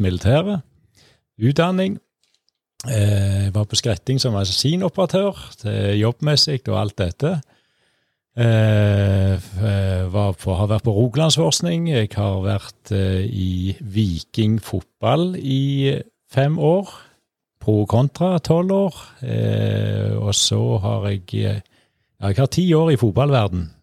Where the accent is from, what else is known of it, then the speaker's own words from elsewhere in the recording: Norway; Født og oppvokst på Morsåk